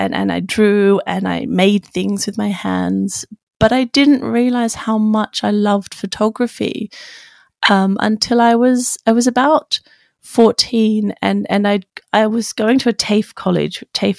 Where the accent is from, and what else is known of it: Wagga Wagga, New South Wales, Australia; born or raised there; now in London, United Kingdom